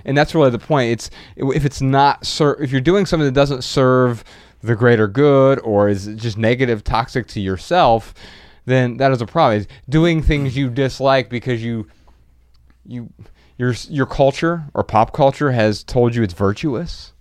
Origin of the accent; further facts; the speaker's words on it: United States; I'm American.